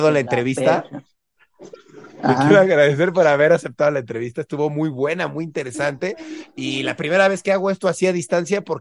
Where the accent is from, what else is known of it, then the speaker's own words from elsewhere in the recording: Honduras; Entonces yo soy hondureño